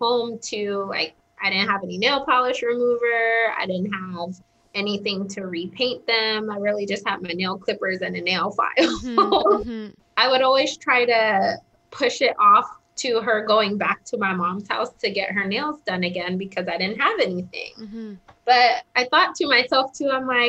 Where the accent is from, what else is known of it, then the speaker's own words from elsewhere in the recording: Southern California, United States; moved away as an adult; also born or lived in Connecticut; I grew up in Southern California